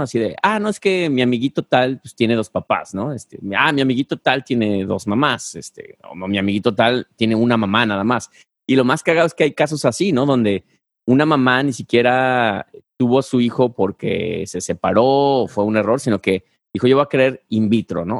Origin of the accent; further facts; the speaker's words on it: Guadalajara, Jalisco, Mexico; yo soy de Guadalajara